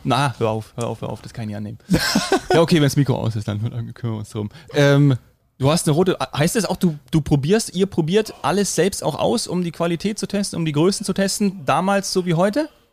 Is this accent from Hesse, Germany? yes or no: yes; Hesse, Germany; now in Bavaria, Germany; gebürtiger Hesse, aber äh, das Herz wird immer bajuwarischer